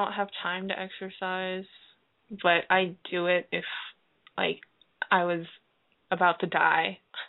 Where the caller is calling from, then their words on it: Arkansas, United States; From Arkansas.